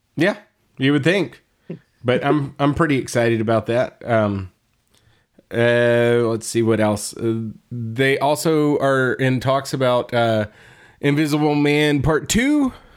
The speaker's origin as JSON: {"language": "English", "region": "Texas", "country": "United States", "said": "we're from Texas and there's no snow"}